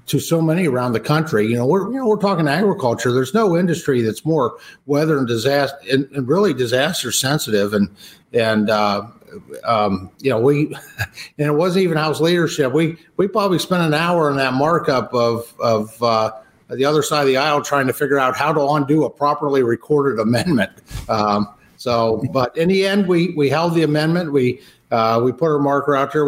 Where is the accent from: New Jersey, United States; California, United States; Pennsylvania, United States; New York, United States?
Pennsylvania, United States; I'm from Pennsylvania